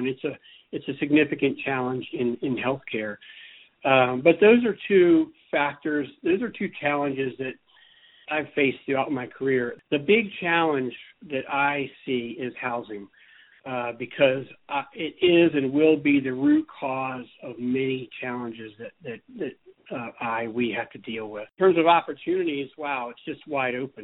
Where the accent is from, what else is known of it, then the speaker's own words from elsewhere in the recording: coastal Virginia, United States; moved away as an adult; also born or lived in Charleston, South Carolina; now in Bozeman, United States; I'm originally from the East Coast. I am from Virginia, coastal Virginia. And I was there through college